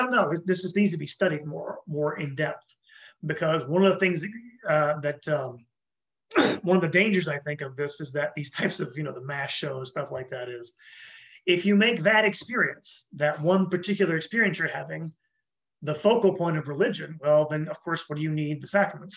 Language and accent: English; United States; I'm from the United States